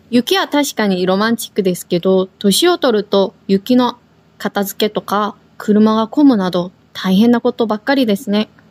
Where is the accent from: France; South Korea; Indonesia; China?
South Korea; also born or lived in Tokyo, Japan; now in Okinawa, Japan; 私たち沖縄に住んでいる韓国人と台湾人がお届けします。私は韓国語担当の